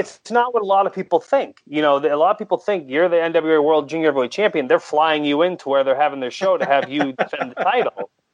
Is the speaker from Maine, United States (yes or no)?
yes; Maine, United States; I grew up in Maine